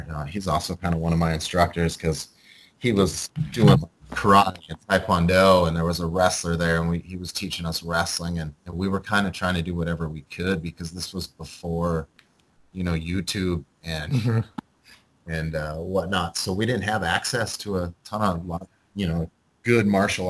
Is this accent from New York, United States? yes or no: no; North Dakota, United States; I'm from North Dakota, so I was like one of the only Asian in North Dakota